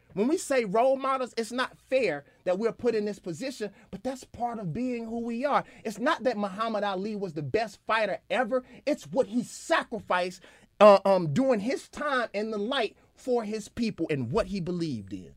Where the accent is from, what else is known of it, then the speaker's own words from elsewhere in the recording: Mississippi, United States; because I'm from Mississippi and I'm from the South